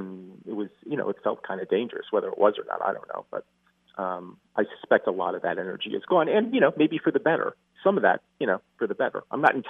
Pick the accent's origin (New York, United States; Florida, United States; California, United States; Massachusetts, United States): New York, United States; New York City